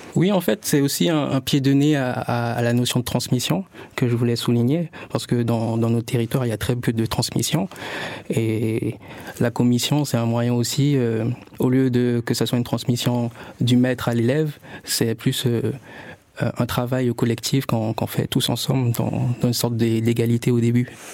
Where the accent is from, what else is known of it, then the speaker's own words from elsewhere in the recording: French Guiana; je viens de la Guyane